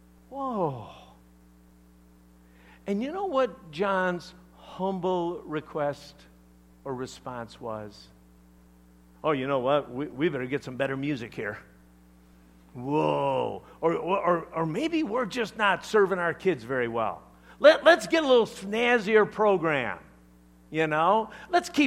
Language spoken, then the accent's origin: English; Chicago, Illinois, United States; I'm from Chicago, all right? We talk differently.